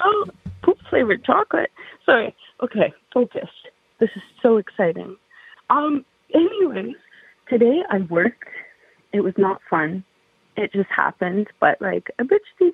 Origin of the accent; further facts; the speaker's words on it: Canada; I'm from Canada